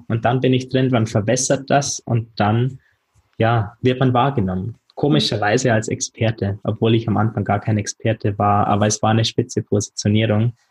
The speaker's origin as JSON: {"language": "German", "country": "Germany", "tie": "born or raised there", "also_born_or_lived": "London", "said": "wieder in meiner Heimatstadt Fuß fassen"}